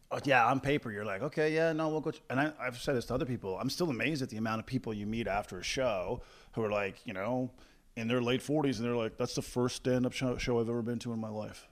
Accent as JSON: {"language": "English", "town": "Corner Brook", "region": "Newfoundland and Labrador", "country": "Canada", "tie": "born or raised there", "moved": "yes", "lives_now": "Calgary, Canada", "said": "heading back to my hometown of Cornerbrook, Newfoundland this coming weekend."}